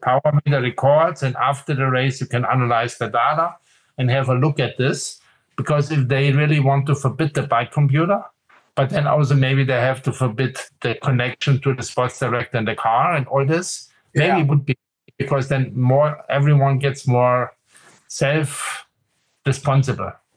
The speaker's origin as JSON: {"language": "English", "town": "Munich", "region": "Bavaria", "country": "Germany", "tie": "born or raised there", "also_born_or_lived": "Aachen", "said": "when I grew up in Munich, so this is south of Germany in Bavaria"}